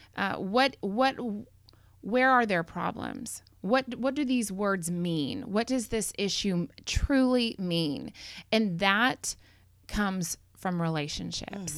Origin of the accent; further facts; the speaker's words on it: McKinney, Texas, United States; I grew up in McKinney